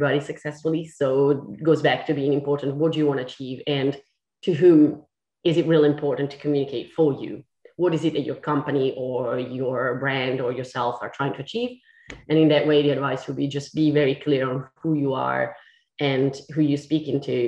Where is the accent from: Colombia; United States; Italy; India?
Italy; English is a second language; moved away as an adult; now in London, United Kingdom; I'm Italian. I'm not English. I'm not British. I am technically British now